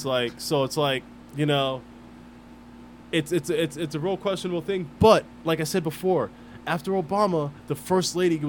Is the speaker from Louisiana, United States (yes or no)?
no; Philadelphia, Pennsylvania, United States; I'm from Southwest Philly, been around some gang shit.